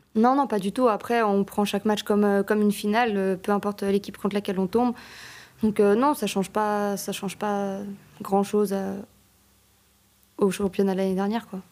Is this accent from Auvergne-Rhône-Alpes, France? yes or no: yes; Annecy, Auvergne-Rhône-Alpes, France; moved away as an adult; now in Geneva, Switzerland; Je viens d'Annecy, mais j'ai joué à Annecy-le-Vieux